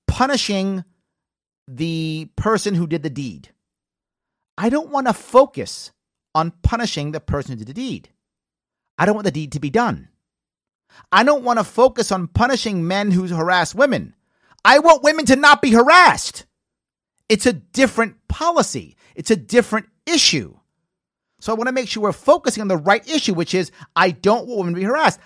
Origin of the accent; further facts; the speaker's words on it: New York City, New York, United States; I'm from the Bronx